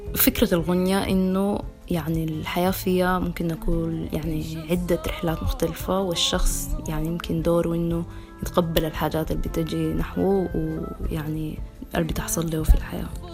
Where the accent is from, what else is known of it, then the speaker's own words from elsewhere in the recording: Sudan; now in London, United Kingdom; عندنا في السودان